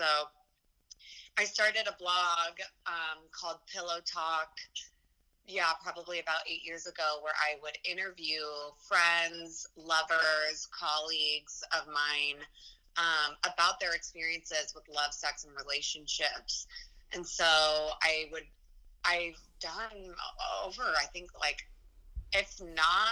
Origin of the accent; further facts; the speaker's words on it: Boulder, Colorado, United States; also born or lived in Los Angeles, California; now in New York City, United States; I'm from Boulder, Colorado